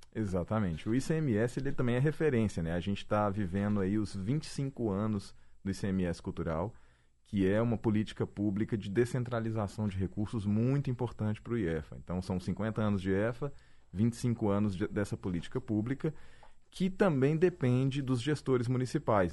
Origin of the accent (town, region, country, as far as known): Minas Gerais, Brazil